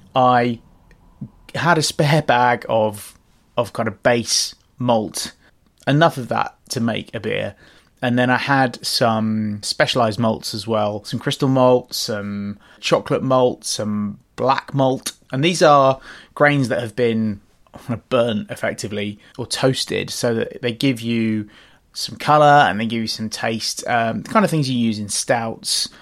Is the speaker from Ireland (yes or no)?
no; London, United Kingdom; also born or lived in Australia; Growing up in West London, Ealing, Fuller's was our local brewery